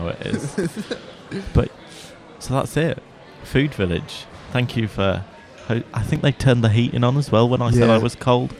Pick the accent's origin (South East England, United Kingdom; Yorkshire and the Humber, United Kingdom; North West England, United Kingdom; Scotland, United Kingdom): Yorkshire and the Humber, United Kingdom; now in Leicester, United Kingdom; And I'm from Yorkshire